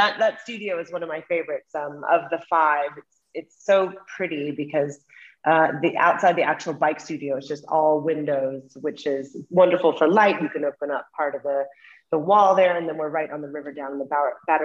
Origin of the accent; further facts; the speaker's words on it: Middle America, Midwest, United States; also born or lived in New York City; now in London, United Kingdom; I am from the States. I'm from Middle America, but I haven't lived there in a very long time